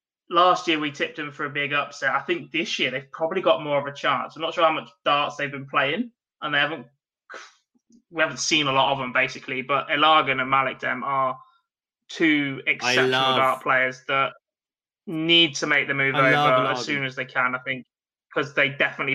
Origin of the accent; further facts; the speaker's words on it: England, United Kingdom; Obviously, I'm English.